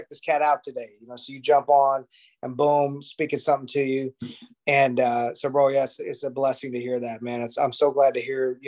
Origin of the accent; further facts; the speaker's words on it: Jacksonville, Illinois, United States; I was going to this Baptist church in my hometown of Jacksonville, Illinois, a little small town in Illinois, outside of Springfield